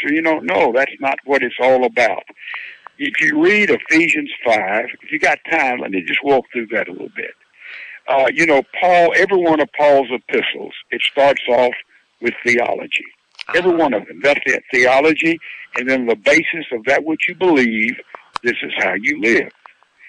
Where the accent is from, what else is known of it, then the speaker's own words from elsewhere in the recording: Laurel, Mississippi, United States; I'm from Laurel, Mississippi, and I was not brought up on a farm